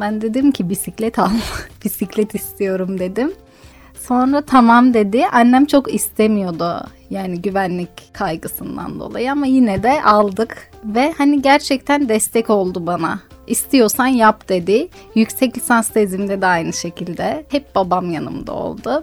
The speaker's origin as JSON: {"language": "Turkish", "region": "Diyarbakır Province", "country": "Turkey", "tie": "born or raised there", "said": "kendi memleketim olan bir yerin tanıtımını sağlayacaktım"}